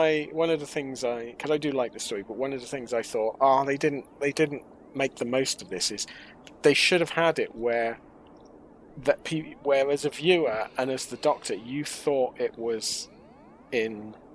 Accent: Oxford, South East England, United Kingdom; growing up in Oxford

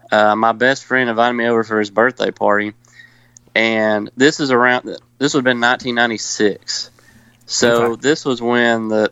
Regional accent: Cullman, Alabama, United States; I am from Coleman, Alabama.

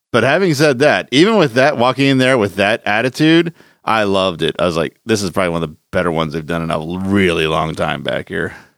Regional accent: Philadelphia, Pennsylvania, United States; the haunted attraction I grew up close to in Philadelphia was the Estate Penitentiary

